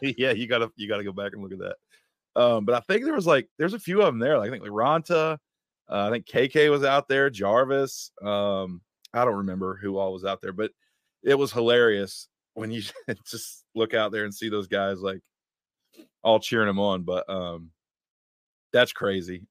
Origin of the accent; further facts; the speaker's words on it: West Virginia, United States; moved away; I grew up in West Virginia